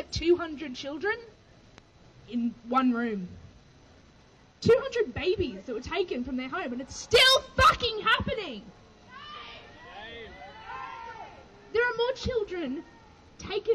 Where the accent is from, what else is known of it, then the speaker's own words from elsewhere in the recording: Australia; I grew up in Wurundjeri country